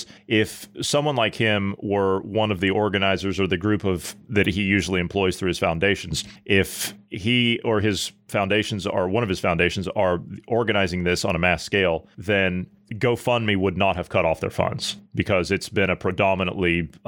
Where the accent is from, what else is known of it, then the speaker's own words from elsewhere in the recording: Ohio, United States; my home state of Ohio